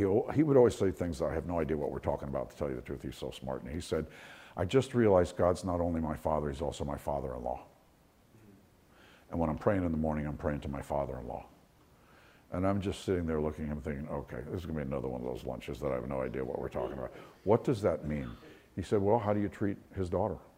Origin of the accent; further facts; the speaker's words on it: New York, United States; now in Florida, United States; I'm from New York